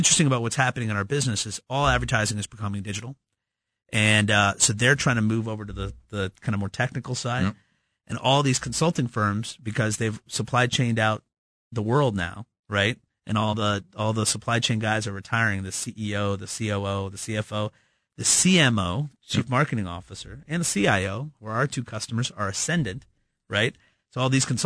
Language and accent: English; Midwest, United States; There's plenty of us here in the Midwest.